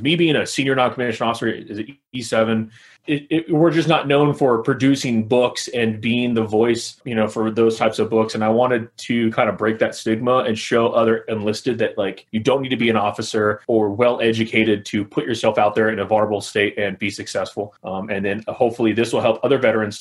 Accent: Los Angeles, California, United States; I'm originally from Los Angeles, California

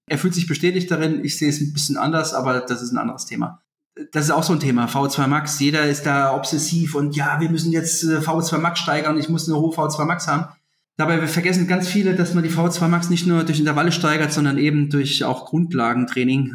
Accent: Germany; bei uns in Deutschland

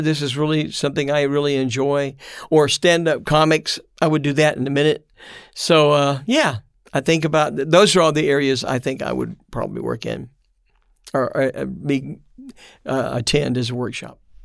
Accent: Memphis, Tennessee, United States; also born or lived in Brussels, Belgium; now in Missouri, United States; I'm born in Memphis, Tennessee, and uh, now have been in and out of Europe for the last 50 years

